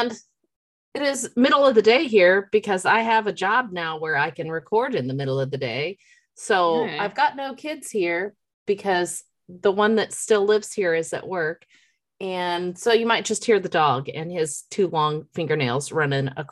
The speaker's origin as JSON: {"language": "English", "region": "the Ozarks", "country": "United States", "said": "We are two sisters from the Ozarks"}